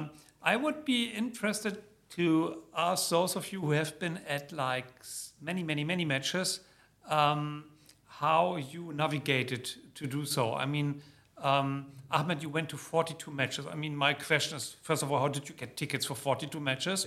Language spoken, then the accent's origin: English; Germany; moved away; my home country, Germany